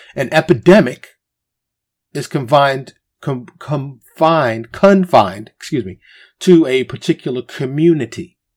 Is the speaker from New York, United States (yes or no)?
yes; New York City, New York, United States; now in Texas, United States; Born and raised in New York City, but I live in Texas